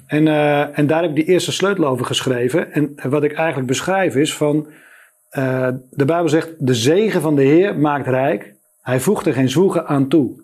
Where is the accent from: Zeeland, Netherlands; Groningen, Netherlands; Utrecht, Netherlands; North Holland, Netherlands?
Utrecht, Netherlands; Spakenburg; moved away as an adult; also born or lived in Amsterdam; ik ben geboren in Spakenburg. Dat is een ondernemend dorp.